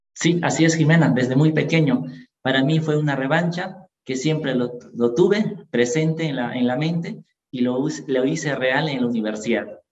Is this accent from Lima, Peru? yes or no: no; Ayacucho, Peru; nosotros somos de Ayacucho